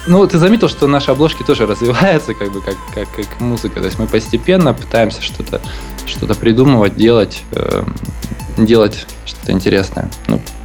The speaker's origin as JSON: {"language": "Russian", "town": "Krasnoyarsk", "region": "Krasnoyarsk Krai", "country": "Russia", "moved": "yes", "said": "я из Красноярска"}